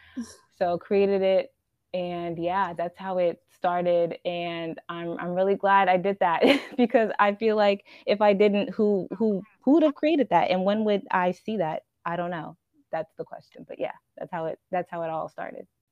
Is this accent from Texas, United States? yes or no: yes; Houston, Texas, United States; I'm a Nigerian and I'm a Houston native